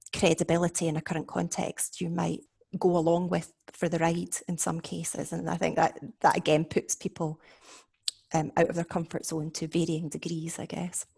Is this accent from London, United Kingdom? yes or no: no; Scotland, United Kingdom; now in Warwick, United Kingdom; I am Scottish, obviously, but I'm now based at Warwick University